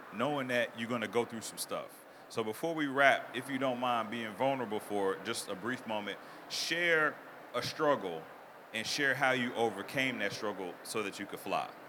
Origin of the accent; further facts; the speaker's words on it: Mississippi, Arkansas, the South, United States; I grew up in the South, Mississippi, Arkansas